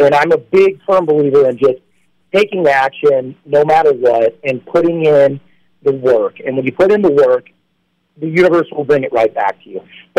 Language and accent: English; East Peoria, Illinois, United States; now in Los Angeles, United States; born in Peoria, and then, of course, lived in East Peoria